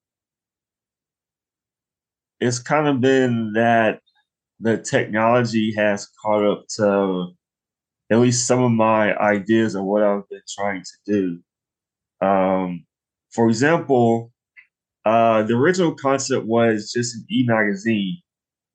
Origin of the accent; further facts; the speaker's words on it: Nashville, Tennessee, United States; I was born and raised in Nashville